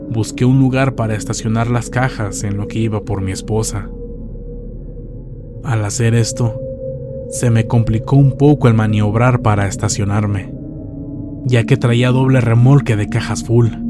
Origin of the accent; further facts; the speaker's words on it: Culiacán, Sinaloa, Mexico; moved away as an adult; Mi esposa y yo somos de Culiacán, Sinaloa. Hace unos años nos fuimos a vivir a Guadalajara, ya que un hermano me planteó la idea de que allá ganaría más dinero.